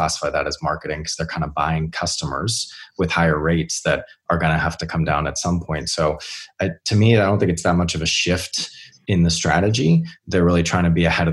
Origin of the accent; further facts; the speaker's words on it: United States; now in United Kingdom; as an American living in the UK